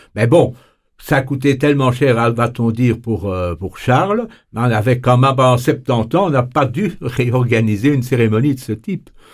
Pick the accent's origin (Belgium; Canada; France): Belgium; chez nous en Belgique